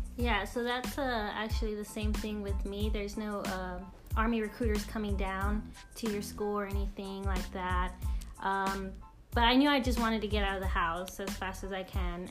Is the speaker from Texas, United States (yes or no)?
yes; Crystal City, Texas, United States; moved away; also born or lived in Fargo, North Dakota; I'm from a little town called Crystal City, Texas. It's uh, just a town with full population is basically 99% uh, Latino, and that's where I grew up. But I was actually born in Fargo, North Dakota